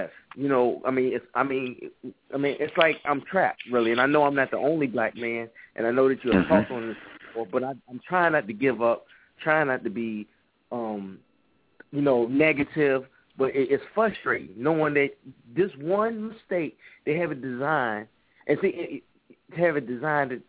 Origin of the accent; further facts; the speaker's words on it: Newport News, Virginia, United States; also born or lived in Philadelphia, Pennsylvania; now in Jacksonville, United States; I'm from Newport News, Virginia